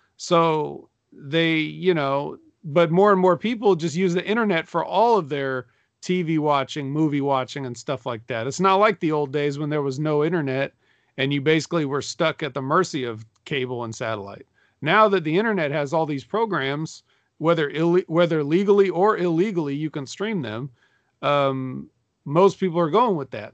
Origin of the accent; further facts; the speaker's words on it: Sacramento, California, United States; I'm from Sacramento, too